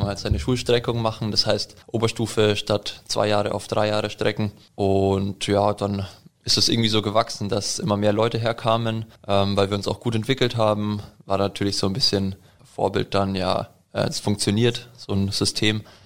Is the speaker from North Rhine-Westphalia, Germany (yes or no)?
no; Allgäu, Bavaria, Germany; now in Nuremberg, Germany; ich komme aus dem Allgäu. Also aus dem Allgäu. Bin vor ein paar Jahren hergezogen wegen dem Sport.